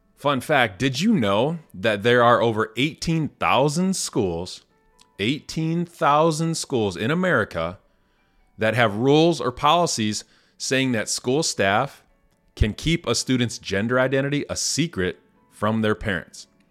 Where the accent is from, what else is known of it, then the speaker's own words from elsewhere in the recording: Indiana, United States; I'm from Indiana, born and raised in a small town